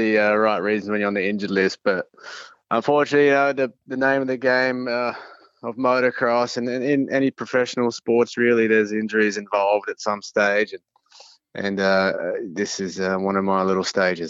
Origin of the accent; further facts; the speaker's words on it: Adelaide, South Australia, Australia; And Adelaide was the second round, which is my hometown.